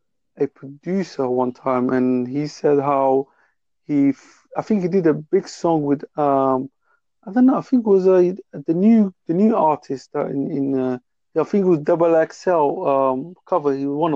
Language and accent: English; England, United Kingdom; I'm from England